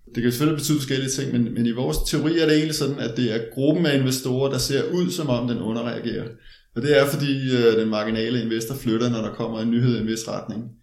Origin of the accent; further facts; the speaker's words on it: Denmark; jeg er jo dansker